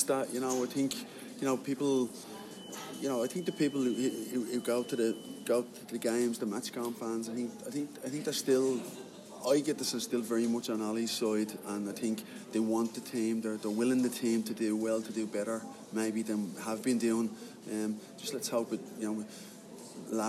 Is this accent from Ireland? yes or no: yes; Ireland; back home in my hometown